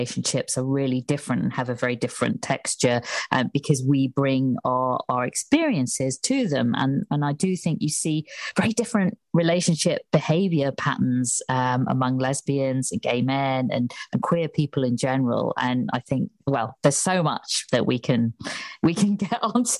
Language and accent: English; Ormskirk, North West England, United Kingdom; also born or lived in Crosby; now in London, United Kingdom; I grew up in a place called Ormskirk, which I always tell people is a bit near Liverpool